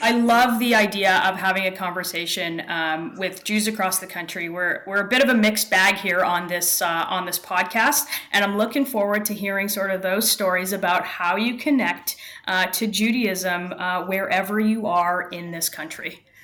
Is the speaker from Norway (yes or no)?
no; Toronto, Ontario, Canada; I'm in Toronto, and I was born and raised here, just a little north of here in the, in a, in a suburb